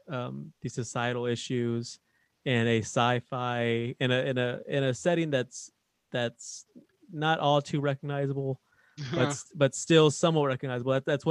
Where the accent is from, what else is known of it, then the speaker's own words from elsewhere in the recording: Texas, United States; We're both from Texas.